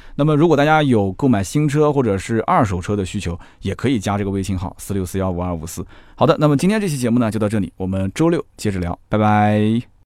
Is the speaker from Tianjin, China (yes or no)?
no; Nanjing, Jiangsu, China; 那我也是住在一个城乡结合部，我也不算是大城市长大的人